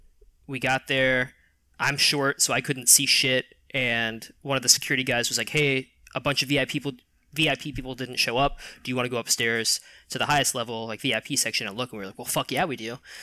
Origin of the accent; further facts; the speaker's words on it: England, United Kingdom; I'm from England proper.